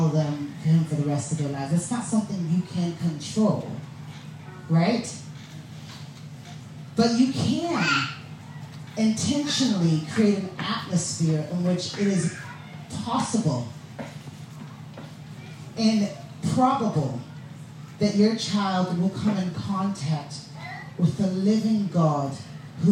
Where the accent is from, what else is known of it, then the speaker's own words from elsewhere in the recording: the southern states of America, United States; I grew up in a black family in the southern states of America